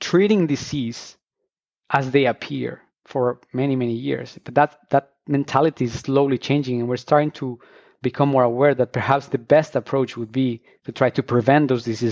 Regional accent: Colombia; moved away as an adult; I'm actually originally from Colombia, and I studied biology back there

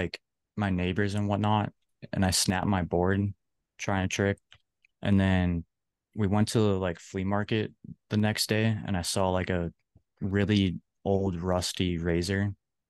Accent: Chicago suburbs, Illinois, United States; I'm from Chicago suburbs, like 15, 20 miles outside the city.

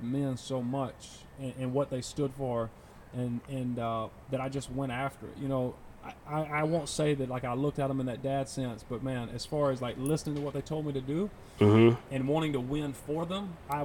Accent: Union, South Carolina, United States; growing up in Union during that time

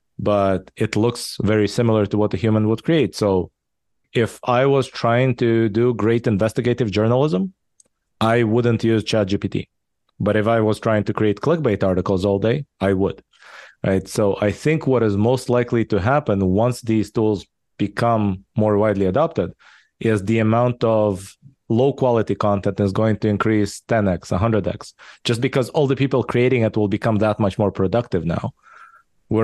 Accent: Israel; English is a second language; also born or lived in Soviet Union / Japan / California; now in United States; I was born in the Soviet Union, raised in Israel. I lived in Japan for a while, then in California, in the Bay Area for 10 years. Now I've been in Texas for the past 6 years.

